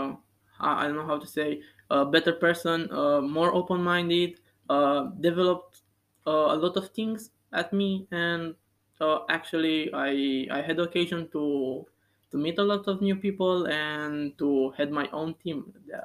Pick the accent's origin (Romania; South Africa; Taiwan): Romania; Bucharest; moved away as an adult; now in Antwerp, Belgium; I'm from Romania, from Bucharest